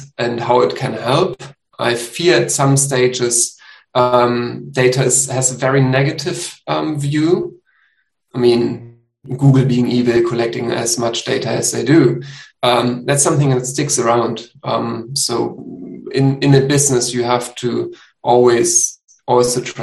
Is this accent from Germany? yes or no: yes; Germany; I'm from Germany.